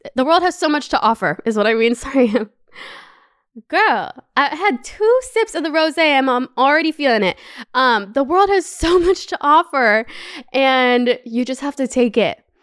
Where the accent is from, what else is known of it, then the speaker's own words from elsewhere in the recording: Brampton, Ontario, Canada; moved away as an adult; also born or lived in Los Angeles, United States; now in Paris, France; I'm from Brampton